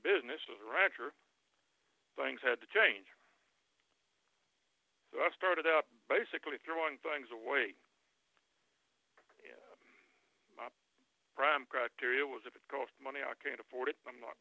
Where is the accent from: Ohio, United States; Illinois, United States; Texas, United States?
Texas, United States; West; moved away as an adult; now in Oklahoma, United States; I grew up in West Texas